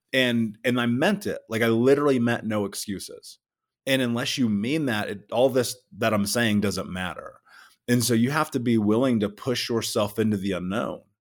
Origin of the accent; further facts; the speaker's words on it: Indianapolis, Indiana, United States; I grew up in Indianapolis.